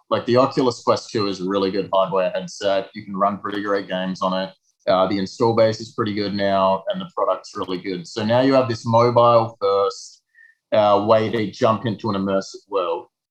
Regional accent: south of Perth, a small town in Western Australia, Australia; now in Montreal, Canada; I grew up in a small town in Western Australia, south of Perth

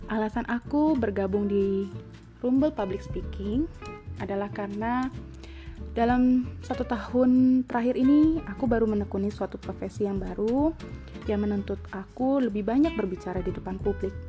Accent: Depok, West Java, Indonesia; also born or lived in Jakarta; now in Bandung, Indonesia; Aku ini besarnya berpindah-pindah daerah, berpindah-pindah negara, ngikutin papa kerja tapi tetap asal aku dari Depok. Aku lahir di Jakarta

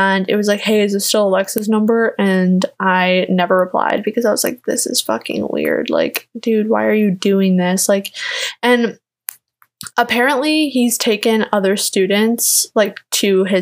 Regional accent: Kenosha, Wisconsin, United States; moved away as an adult; now in Chicago, United States; I was from Kenosha

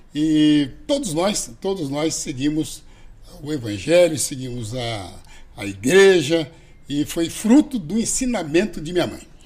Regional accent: Brazil; nasci ali em São Mateus

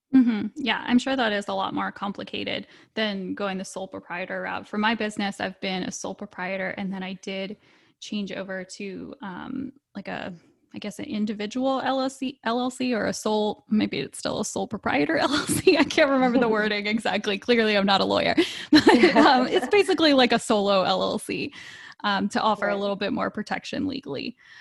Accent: Virginia, United States; I'm from Virginia

